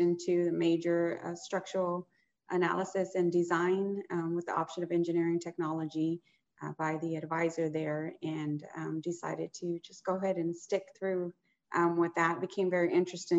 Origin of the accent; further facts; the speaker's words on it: Houston, Texas, United States; I'm born and raised in Houston, Texas